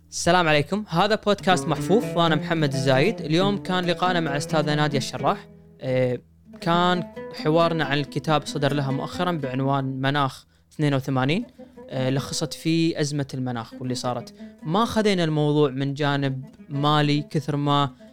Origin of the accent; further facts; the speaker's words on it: Kuwait; عندنا بالكويت